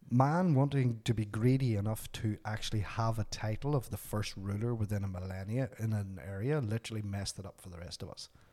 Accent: Northern Ireland, United Kingdom; moved away as an adult; now in Canada; growing up in Northern Ireland, the height of the troubles

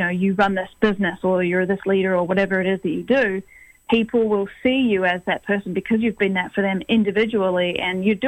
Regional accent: New Zealand; now in Toronto, Canada; from New Zealand, as you said, and I am based here in Toronto

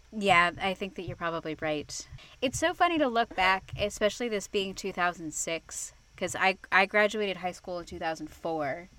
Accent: Arizona, United States; every high school in Arizona goes out

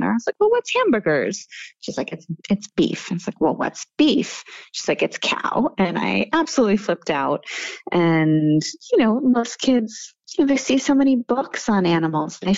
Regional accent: Seattle, Washington, United States; born there; also born or lived in Massachusetts / Munich, Germany; I was born in Seattle, Washington. I spent quite a bit of time in Massachusetts. I actually lived in Munich, Germany for four years in, in middle school.

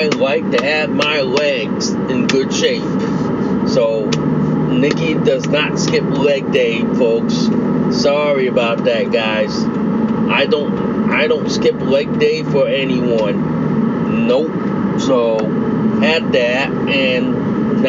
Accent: New Britain, Connecticut, United States; I grew up in New Britain, Connecticut

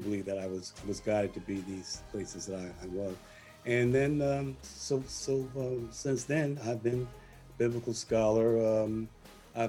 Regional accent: Newark, New Jersey, United States; also born or lived in Farmville, Virginia; I was born in Farmville, Virginia, where schools were closed for 5 years rather than desegregate them. So I was born in segregation, believe it or not, born in struggle. I grew up, my family got moved north to Newark

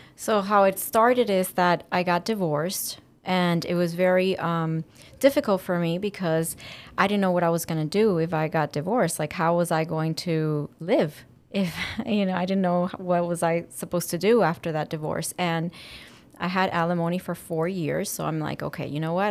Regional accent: Dominican Republic; also born or lived in Cuba; now in Miami, United States; my family is Cuban, And I was raised in Dominican Republic and living in Miami.

